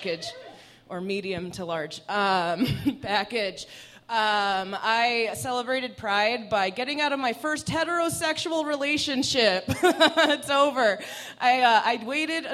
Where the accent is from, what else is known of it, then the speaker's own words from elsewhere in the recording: Iran; first language Persian; English is a second language; moved away; A Middle Eastern, Iranian specifically, Farsi was my first language